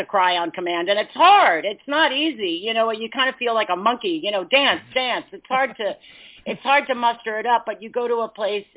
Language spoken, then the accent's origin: English; New York City, New York, United States; now in Los Angeles, United States; I grew up in New York City, so it's literally in Manhattan